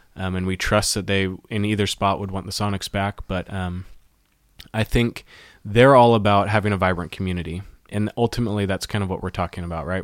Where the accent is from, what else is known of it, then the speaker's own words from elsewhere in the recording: Auburn, Washington, United States; I grew up in the Seattle area. I grew up in Auburn, Washington, just south of Seattle